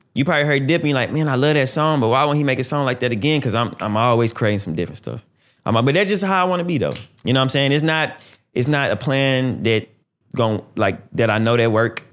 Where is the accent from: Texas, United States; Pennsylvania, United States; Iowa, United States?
Texas, United States; Houston; I'm from Houston. You know what I'm saying? I'm from Texas, Houston, Texas